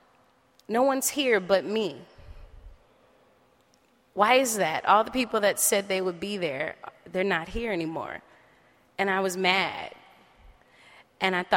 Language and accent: English; New Orleans, Louisiana, United States; moved away; also born or lived in Oakland, California; originally from New Orleans, Louisiana, and grew up in Holly Grove area where … and all them from